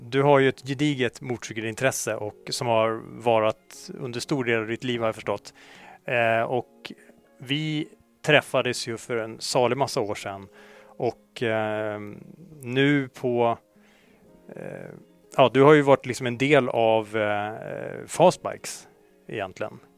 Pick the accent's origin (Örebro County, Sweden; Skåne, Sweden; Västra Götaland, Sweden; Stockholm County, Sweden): Stockholm County, Sweden; Märsta; also born or lived in Vallentuna; är jag uppvuxen. Märsta norr